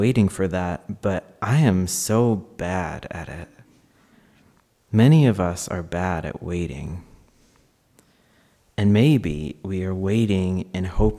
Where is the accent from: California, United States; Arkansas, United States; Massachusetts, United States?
Arkansas, United States; I grew up as a queer and trans person in Arkansas